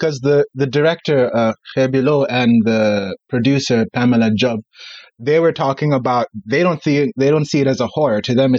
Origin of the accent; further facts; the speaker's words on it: Gambia; I'm an African. I'm from the Gambia, a country that shouldn't exist, but the British had other ideas.